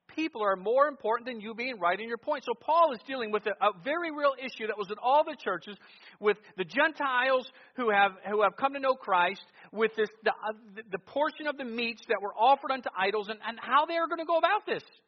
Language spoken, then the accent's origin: English; Cleveland, Ohio, United States; what I experienced growing up in Cleveland, Ohio.